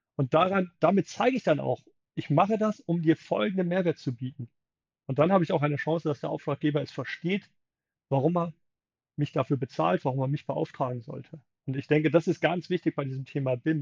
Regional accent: Germany; wir schauen als Deutsche auch sehr gerne drauf

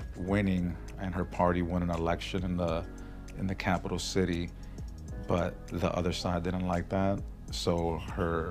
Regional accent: New York City, New York, United States; now in Florida, United States; born and raised in Brooklyn, New York

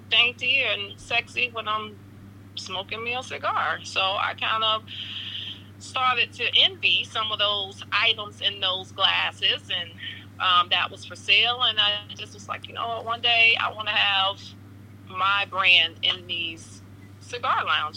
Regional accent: St. Petersburg, Florida, United States; I am born and raised in St. Petersburg, so I am a native of St. Pete, about 20 minutes outside of Tampa

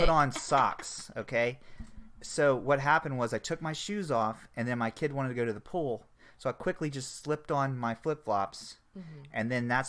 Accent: Florida, United States; I'm from Florida, okay?

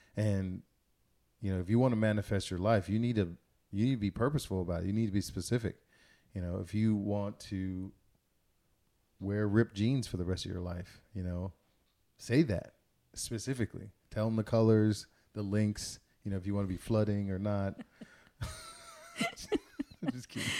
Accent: Missouri City, Texas, United States; I grew up in Missouri City, Texas

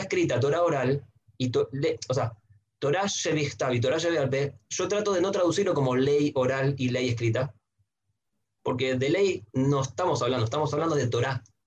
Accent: Santiago, Santiago Metropolitan Region, Chile; moved away as an adult; also born or lived in Buenos Aires, Argentina; nací en Chile, en Santiago, de una familia mazortí

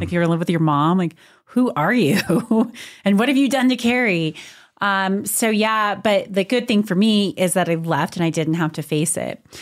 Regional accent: Montrose, Colorado, United States; moved away as an adult; also born or lived in Austin, Texas; now in Durango, United States; I grew up in Montrose, so I am a Western Slope, Colorado girl at heart. I spent my whole life, born like literally born and raised in the same house

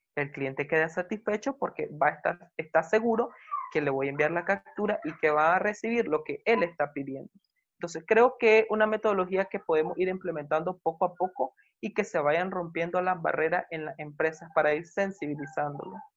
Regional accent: Nicaragua; soy nicaragüense

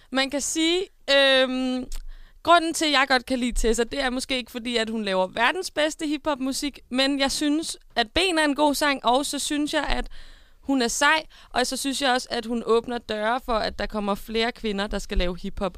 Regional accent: Denmark; det var langt ud på landet, der hvor jeg kommer fra

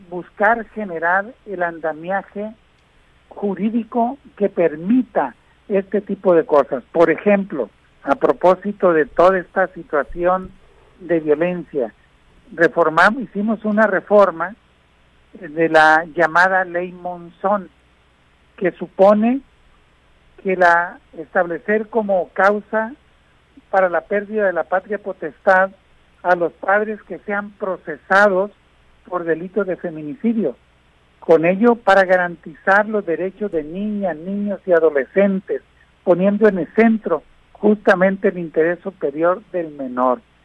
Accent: Guasave, Sinaloa, Mexico; moved away; llueve en mi tierra, que llueva en Guasave

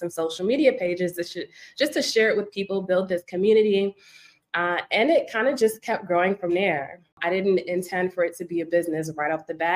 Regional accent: New York City, New York, United States; I am from Brooklyn, New York

